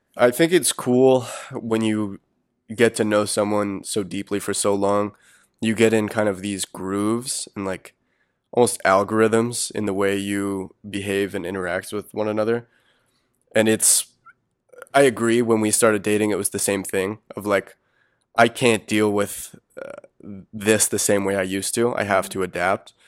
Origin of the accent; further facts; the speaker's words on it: Wilmington, North Carolina, United States; now in Chapel Hill, United States; I'm from Wilmington.